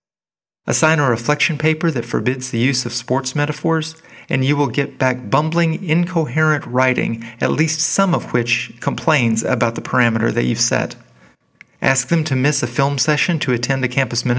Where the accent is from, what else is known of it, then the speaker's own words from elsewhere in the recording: Arkansas, United States; my late adolescence and college years coincided with a golden age for the teams at the only major university in my home state of Arkansas